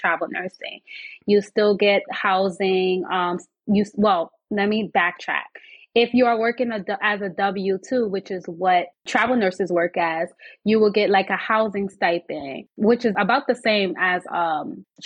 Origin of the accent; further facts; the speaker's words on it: New York City, New York, United States; Born and raised in New York City